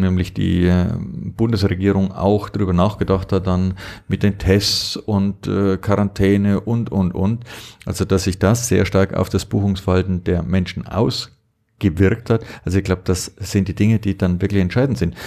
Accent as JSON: {"language": "German", "region": "Allgäu", "country": "Germany", "said": "hier nur bei uns im Allgäu"}